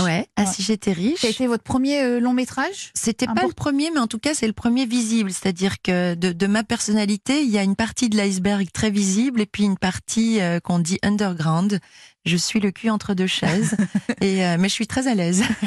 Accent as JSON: {"language": "French", "country": "Belgium", "said": "la Belgique, je suis belge"}